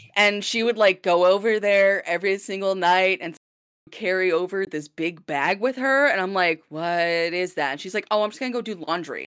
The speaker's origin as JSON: {"language": "English", "town": "Blaine", "region": "Minnesota", "country": "United States", "tie": "born or raised there", "accent": "Minnesotan", "moved": "yes", "lives_now": "Vancouver, Canada", "said": "my hometown accent from Blaine, Minnesota"}